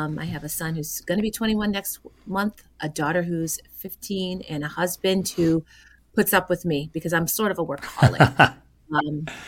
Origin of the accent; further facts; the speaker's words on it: Southern Tier, New York, United States; I am from the Southern Tier region of New York State. I live in Oneonta.